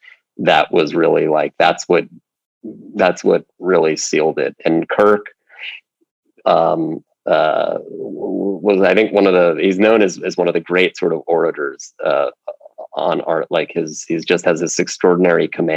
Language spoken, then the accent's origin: English; Princeton, New Jersey, United States; moved away as an adult; also born or lived in Virginia / United Kingdom; I grew up in Princeton